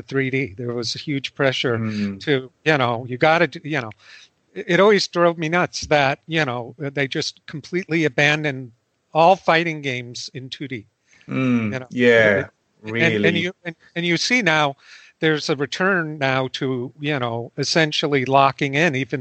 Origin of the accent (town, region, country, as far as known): United States